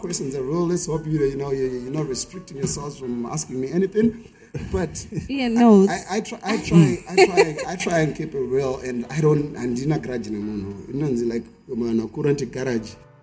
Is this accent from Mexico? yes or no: no; Harare, Zimbabwe; I'm from Glenora, Highfield, Mbare, Glenview, Budiriro